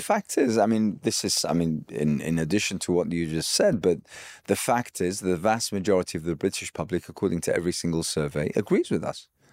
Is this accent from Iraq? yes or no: yes; Iraq; I hail from Iraq